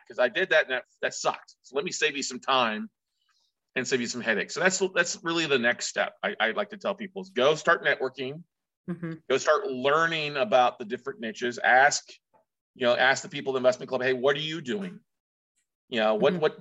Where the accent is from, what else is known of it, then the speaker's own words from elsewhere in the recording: Ingleside, Texas, United States; I grew up in South Texas, down a little small town called Ingleside, Texas, down near Corpus Christi